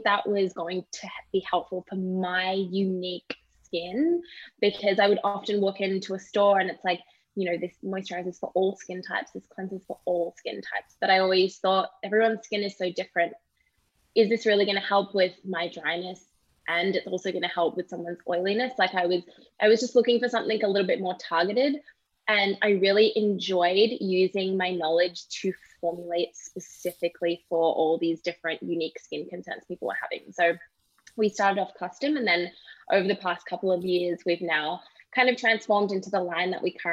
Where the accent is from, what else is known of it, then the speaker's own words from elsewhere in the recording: Australia; moved away as an adult; also born or lived in British Columbia, Canada; now in Toronto, Canada; obviously I'm not from Canada. I'm originally from Australia and I moved to Canada 5 years ago